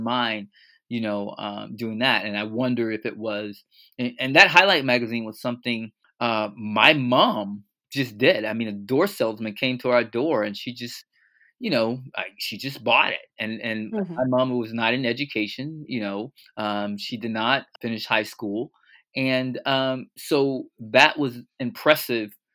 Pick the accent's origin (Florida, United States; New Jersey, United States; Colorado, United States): Florida, United States; Fort Lauderdale; born and raised in Fort Lauderdale, Florida